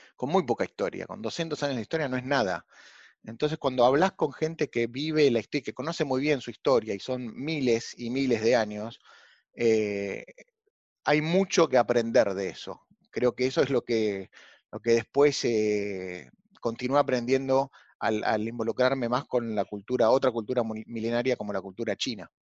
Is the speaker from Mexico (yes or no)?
no; Argentina; vengo de, como muchos argentinos, de una familia eh, con, orígenes españoles e italianos